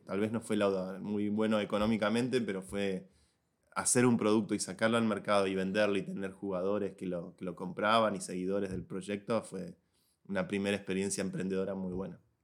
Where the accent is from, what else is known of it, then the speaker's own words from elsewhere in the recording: Buenos Aires, Argentina; moved away as an adult; also born or lived in San Francisco / New York; now in Madrid, Spain; Soy un joven argentino de Buenos Aires